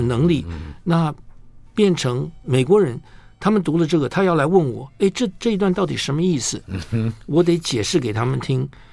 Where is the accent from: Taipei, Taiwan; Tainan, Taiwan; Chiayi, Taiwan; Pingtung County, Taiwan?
Taipei, Taiwan; 小时候在中广播英文了以后，就跑去衡阳街嗯哼。东方出版社